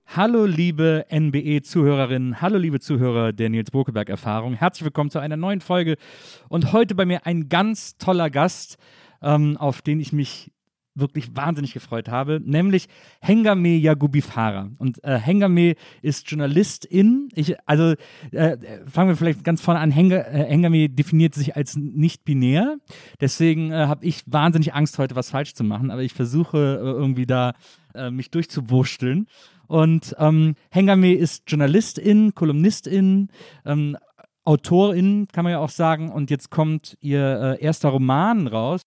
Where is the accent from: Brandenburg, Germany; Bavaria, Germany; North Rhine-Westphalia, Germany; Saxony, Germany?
North Rhine-Westphalia, Germany; Wesseling; also born or lived in Bonn; now in Berlin, Germany; weil ich bin in Wesseling aufgewachsen, zwischen Köln und Bonn.